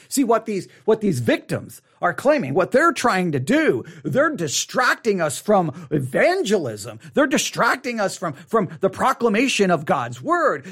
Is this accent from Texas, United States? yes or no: yes; Texas, United States; accent: Texas; my Texas accent